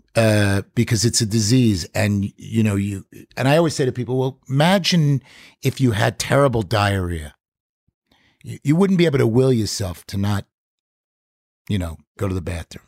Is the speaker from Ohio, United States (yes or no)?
no; Five Towns, South Shore, Long Island, New York, United States; where I'm from in New York